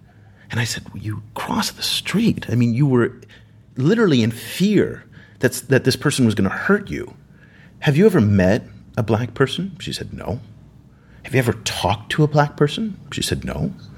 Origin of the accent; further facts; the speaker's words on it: United States; growing up in the United States